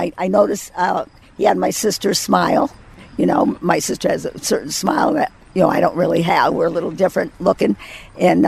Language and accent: English; Connecticut, United States; I was working in Terryville, Connecticut, because we're all from Connecticut